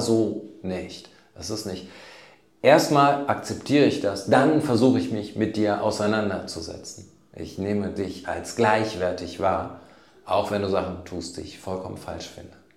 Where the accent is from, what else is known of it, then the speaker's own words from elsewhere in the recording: Germany; wo kommen Sie eigentlich her? Sage ich Deutschland